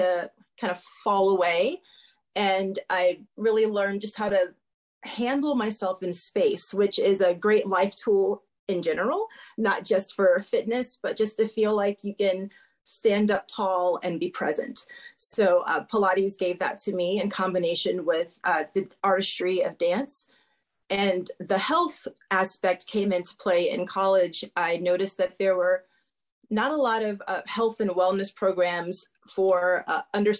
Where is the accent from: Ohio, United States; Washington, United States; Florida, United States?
Florida, United States; moved away as an adult; also born or lived in Miami, Florida; now in Norfolk, Virginia, United States; I'm from Florida, so a large amount of the population of people who I was around and dealt with were people who spoke another language than me naturally at home